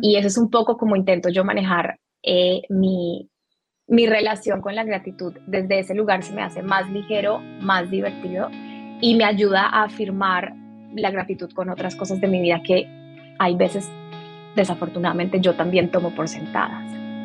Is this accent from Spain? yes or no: no; Colombia; now in Miami, United States; nací en Colombia, tengo 30 eh, años